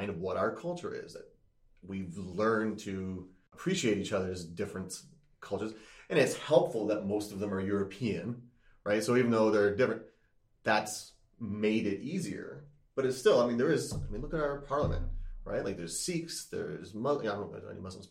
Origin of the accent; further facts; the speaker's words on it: Chatham, Ontario, Canada; I grew up in Chatham, Ontario